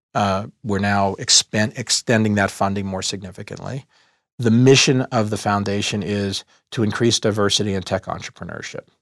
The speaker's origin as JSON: {"language": "English", "town": "Dallas", "region": "Texas", "country": "United States", "tie": "born or raised there", "also_born_or_lived": "Boston", "moved": "as an adult", "said": "I grew up in Dallas, Texas, in a middle class neighborhood"}